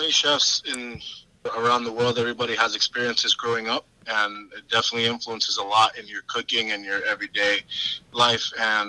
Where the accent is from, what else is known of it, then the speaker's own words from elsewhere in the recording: Puerto Rico; now in South Carolina, United States; I didn't start in South Carolina. I moved from Puerto Rico. I had the aspiration to go learn at the Culinary Institute of America.